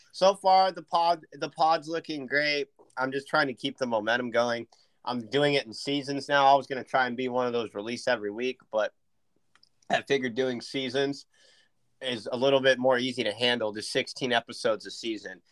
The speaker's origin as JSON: {"language": "English", "town": "Point Arena", "region": "California", "country": "United States", "tie": "born or raised there", "said": "I grew up in Point Arena"}